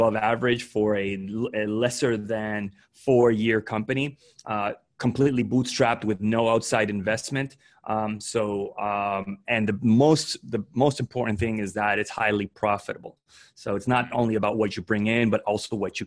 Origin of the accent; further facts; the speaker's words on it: Dominican Republic; now in United States; I grew up in the Dominican Republic. My parents are Dominican.